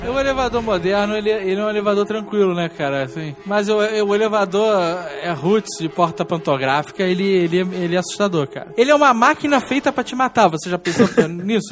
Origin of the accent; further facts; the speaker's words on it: Rio de Janeiro, Brazil; now in Curitiba, Brazil; eu sou carioca